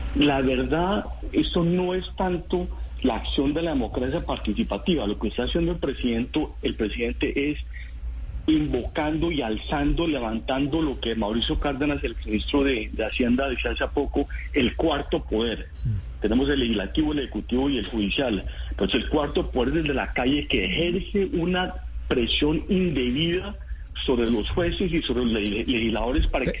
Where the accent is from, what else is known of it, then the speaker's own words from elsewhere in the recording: Colombia; somos colombianos